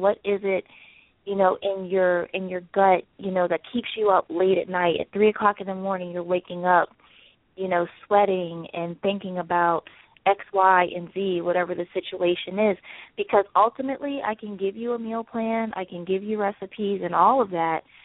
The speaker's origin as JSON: {"language": "English", "town": "Salisbury", "region": "Maryland", "country": "United States", "tie": "born or raised there", "moved": "yes", "lives_now": "Philadelphia, United States", "said": "I'm originally from Salisbury, Maryland"}